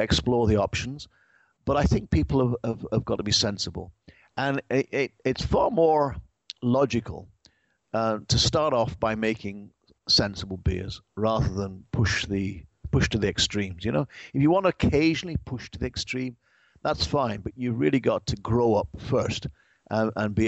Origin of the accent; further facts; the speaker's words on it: England, United Kingdom; now in United States; I'm English